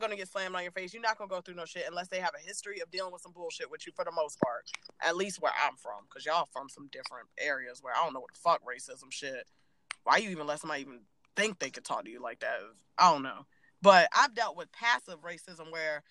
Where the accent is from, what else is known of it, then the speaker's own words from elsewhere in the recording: Virginia, United States; I'm from Virginia